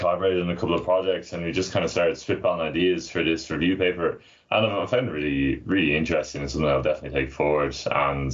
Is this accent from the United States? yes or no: no; Dublin, Leinster, Ireland; also born or lived in Newcastle, United Kingdom; I'm from Dublin originally, and I'm back working there now.